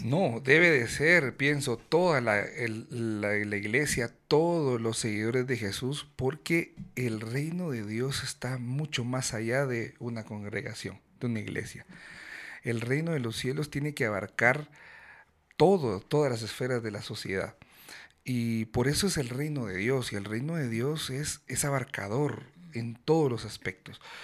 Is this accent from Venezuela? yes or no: no; Guatemala; vengo de Guatemala